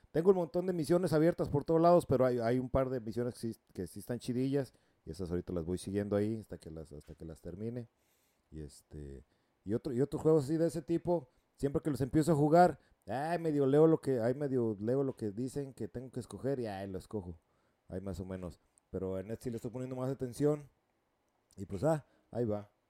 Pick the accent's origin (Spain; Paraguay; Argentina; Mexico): Mexico; moved away as an adult; also born or lived in California, United States / Costa Rica (mother's origin); now in United States; yo nací en el estado en California, pero vivía allá en México la mayoría pues, de, de, niño y mi adolescencia. Ya me, me, regresé para acá como a los 20